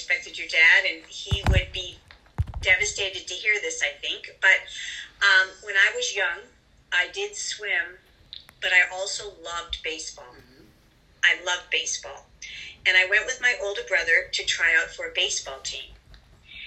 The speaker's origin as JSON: {"language": "English", "region": "New York", "country": "United States", "tie": "born or raised there", "said": "I grew up in New York"}